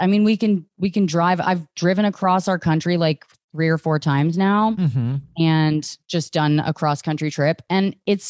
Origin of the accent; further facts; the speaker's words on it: Virginia, United States; I grew up in right outside of D.C.